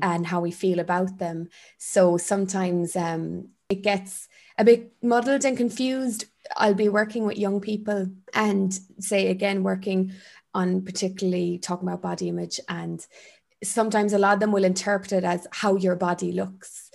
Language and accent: English; Ireland; growing up in Ireland